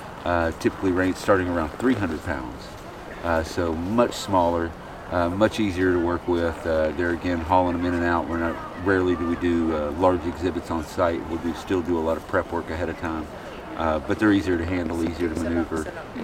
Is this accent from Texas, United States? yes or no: yes; Dallas, Texas, United States; Dallas, Texas.